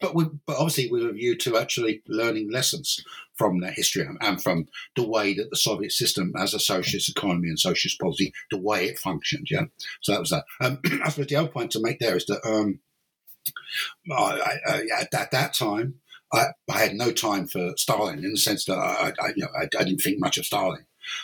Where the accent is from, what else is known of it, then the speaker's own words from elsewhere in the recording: London, United Kingdom; moved away as an adult; now in Cork, Ireland; but originally, I'm not Irish. Originally, I'm English or British. I'm from London, basically. And then in 1992, I moved to Ireland to take up an academic post at University College Cork, and I've been here ever since.